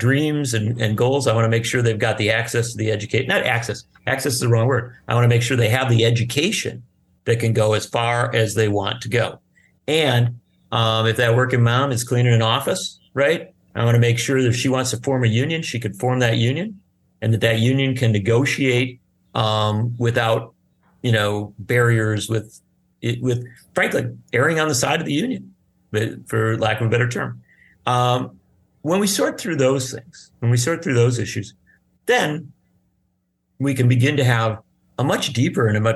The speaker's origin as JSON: {"language": "English", "region": "Wisconsin", "country": "United States", "tie": "born or raised there", "said": "from my home state of Wisconsin"}